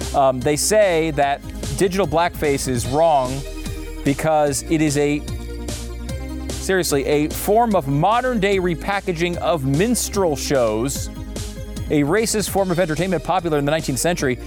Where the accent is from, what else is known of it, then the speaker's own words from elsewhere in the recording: United States; As an American